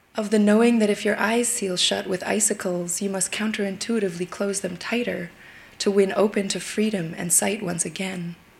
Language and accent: English; Yukon, Canada; now in Brooklyn, United States; I was raised in the Yukon Territory in the northwest of Canada